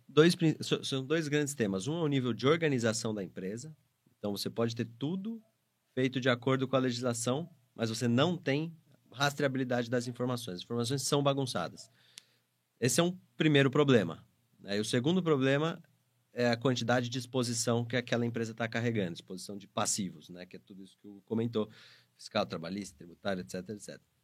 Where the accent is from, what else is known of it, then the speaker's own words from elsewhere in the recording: interior of São Paulo, Brazil; sou do interior de São Paulo. Nasci em São Paulo, cresci no interior e voltei para São Paulo para estudar.